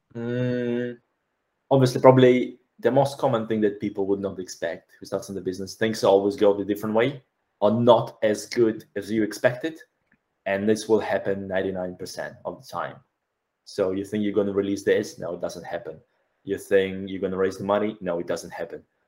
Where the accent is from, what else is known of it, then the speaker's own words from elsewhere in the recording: Belarus; moved away; I'm actually from Belarus